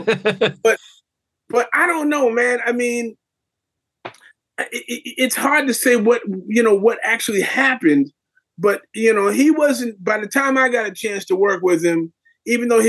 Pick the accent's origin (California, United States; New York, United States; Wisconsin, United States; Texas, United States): New York, United States; I'm from New York here.